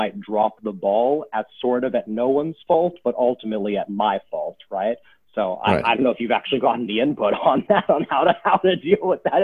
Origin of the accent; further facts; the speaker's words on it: Silicon Valley, California, United States; I grew up in California in Silicon Valley